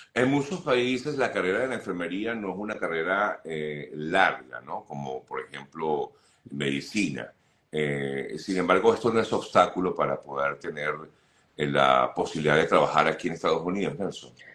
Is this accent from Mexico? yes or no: no; Venezuela; now in United States; como, como venezolanos